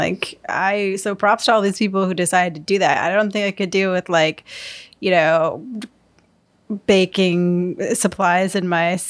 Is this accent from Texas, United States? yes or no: no; Syracuse, New York, United States; my hometown, Syracuse, New York